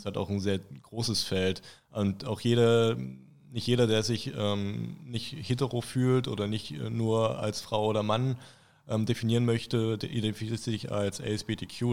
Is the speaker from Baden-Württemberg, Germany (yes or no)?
no; Thuringia, Germany; also born or lived in Potsdam, Brandenburg; now in Erfurt, Germany; Mittlerweile schon zwei Jahrzehnte jetzt in Thüringen, mittlerweile wohne ich in Erfurt.